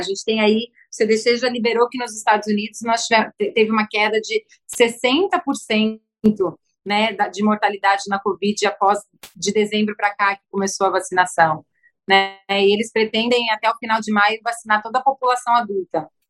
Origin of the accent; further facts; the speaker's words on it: São Paulo, Brazil; now in Rio de Janeiro, Brazil; eu sou paulistana, mas já é minha casa